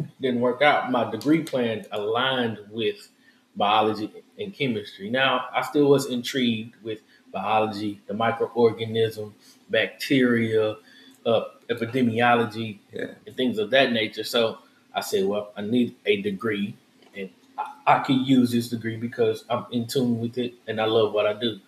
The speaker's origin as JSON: {"language": "English", "town": "Houston", "region": "Texas", "country": "United States", "tie": "born or raised there", "said": "I'm from Houston. I'm born and raised in Houston"}